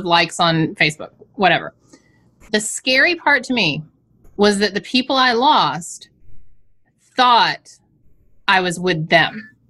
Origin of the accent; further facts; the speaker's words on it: the South, United States; I come from the South.